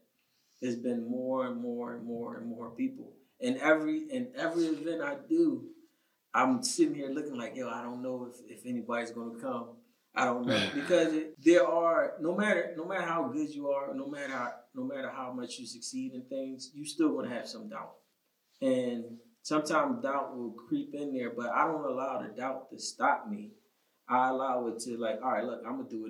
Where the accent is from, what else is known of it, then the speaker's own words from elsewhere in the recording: Philadelphia, Pennsylvania, United States; I'm born and raised in Philly